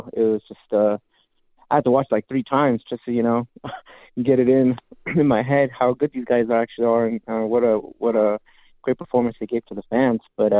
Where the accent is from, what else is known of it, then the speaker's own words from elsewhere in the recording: California, United States; I'm from Ventura County.